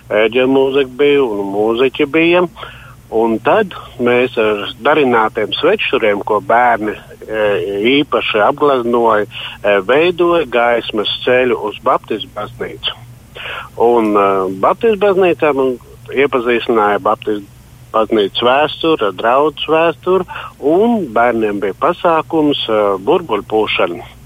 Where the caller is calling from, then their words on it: Latvia; Mē, es esmu no Raucavas, novada Raucava.